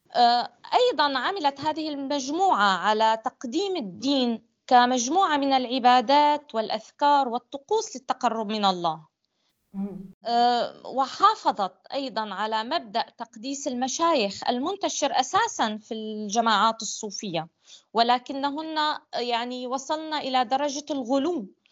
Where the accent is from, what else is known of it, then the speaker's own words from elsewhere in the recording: Syria; أنا لست ابنة دمشق أنا ابنة محافظة أخرى في سوريا